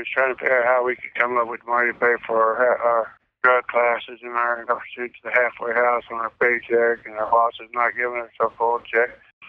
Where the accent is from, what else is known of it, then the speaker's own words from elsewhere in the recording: Perryton, Texas, United States; also born or lived in Oklahoma / Missouri; now in Jefferson City, United States; I'm from Perryton, Texas.